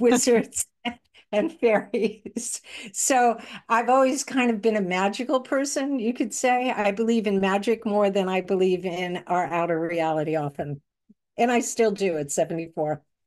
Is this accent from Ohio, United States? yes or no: no; Manhasset, New York, United States; also born or lived in Brooklyn, New York; I grew up in, on Long Island in a place called Manhasset, although I did start off in Brooklyn